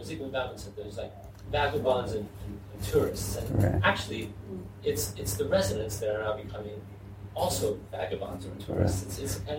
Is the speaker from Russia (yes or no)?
yes; Murmansk, Murmansk Oblast, Russia; moved away; also born or lived in America; I'm from Murmansk, up in the north.